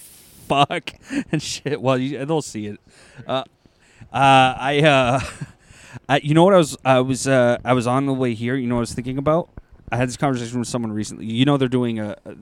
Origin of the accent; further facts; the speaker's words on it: Toronto, Ontario, Canada; we're from Toronto